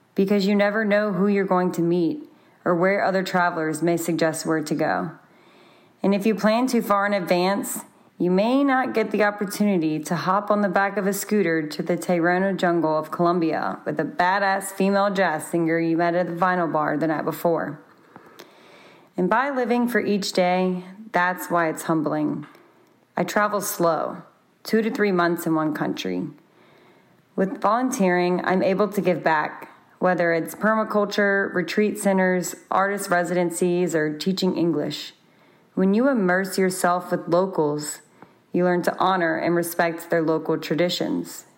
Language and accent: English; Baton Rouge, Louisiana, United States; moved away as an adult; currently in my hometown, Baton Rouge, for the holidays